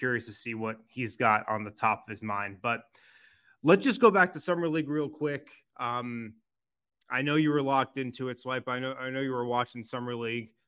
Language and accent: English; Colorado, United States; from Colorado, man.